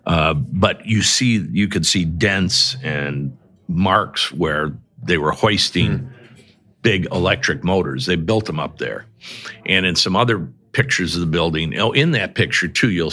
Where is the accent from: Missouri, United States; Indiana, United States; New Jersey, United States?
Indiana, United States; Michigan City; now in South Bend, United States; I grew up in Michigan City